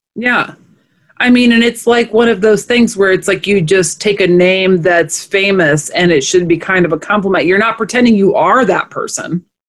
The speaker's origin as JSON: {"language": "English", "town": "Omaha", "region": "Nebraska", "country": "United States", "said": "we're just from Omaha"}